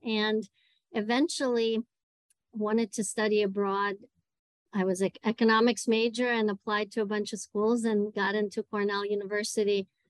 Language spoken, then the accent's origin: English; Moscow, Russia; English is a second language; moved away as an adult; also born or lived in Ithaca, New York; I was born and raised in Moscow in Russia